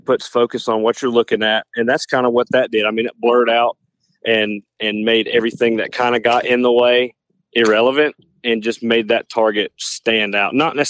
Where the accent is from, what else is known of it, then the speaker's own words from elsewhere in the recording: Covington, Georgia, United States; Well, I am from Covington, Georgia, and I got my shooting started in 4-H, and then I moved to the collegiate. I shoot for Emmanuel College. I'm about 30 minutes north of Athens.